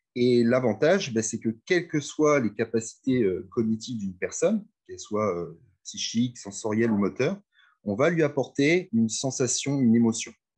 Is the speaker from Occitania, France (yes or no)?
no; Reims, Grand Est, France; also born or lived in Amiens / Lille; je suis de Reims